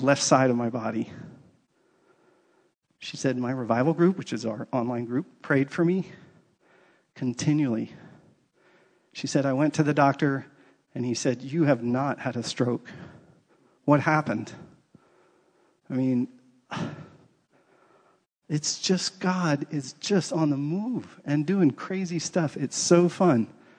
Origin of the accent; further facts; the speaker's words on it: East Coast, United States; moved away; I grew up on the East Coast